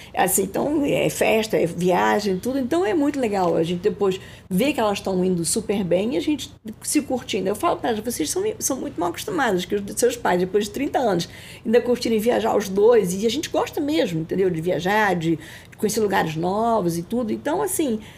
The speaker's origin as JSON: {"language": "Portuguese", "region": "Rio de Janeiro", "country": "Brazil", "said": "eu sou carioca, carioquíssima, adoro Rio de Janeiro"}